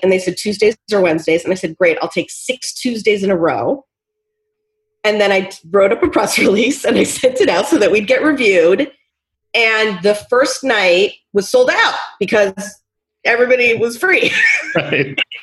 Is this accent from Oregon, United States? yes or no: yes; Portland, Oregon, United States; I am from Portland, Oregon